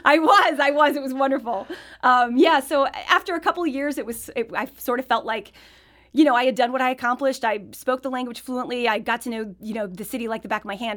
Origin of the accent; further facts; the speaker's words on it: Fenton, Missouri, United States; moved away as an adult; also born or lived in Ballwin, Missouri / Paris, France; I grew up in Fenton. My family moved to Baldwin. I went to school here.